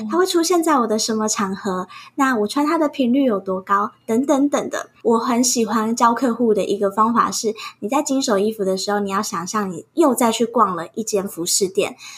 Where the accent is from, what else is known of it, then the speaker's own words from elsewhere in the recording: Taichung, Taiwan; 我来自台中，那我现在是一名整理师以及讲师